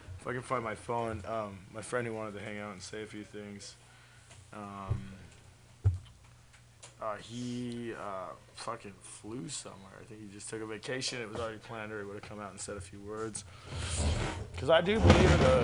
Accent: Oregon, United States; now in San Francisco, United States; I'm from Oregon

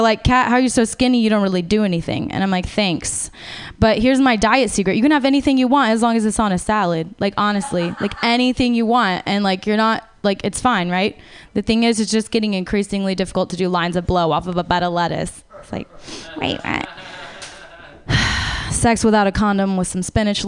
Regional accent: Los Angeles, California, United States; I'm a narcissist from California, from

